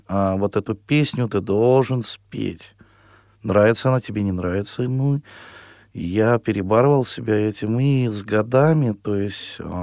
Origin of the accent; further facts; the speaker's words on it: town of Cherdyn, Perm Krai, Russia; also born or lived in Tolyatti; now in Samara Oblast, Russia; Я родился в, в Пермском крае, город Чердань в 1978 году в цыганской семье